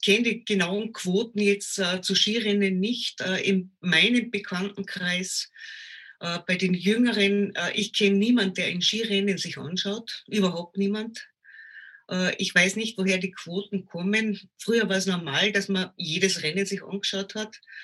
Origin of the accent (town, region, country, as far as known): Austria